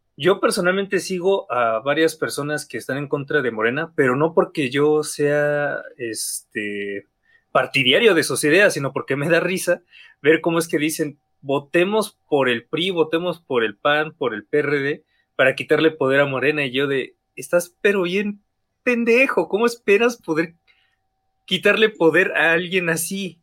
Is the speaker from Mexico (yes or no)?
yes; Mexico; este cansancio como mexicanos, porque a fin de cuentas vivimos una realidad